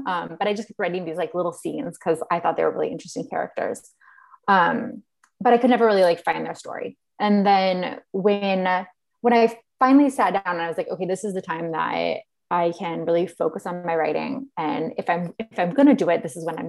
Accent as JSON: {"language": "English", "region": "Illinois", "country": "United States", "tie": "born or raised there", "moved": "yes", "lives_now": "Washington, D.C., United States", "said": "I grew up in Illinois"}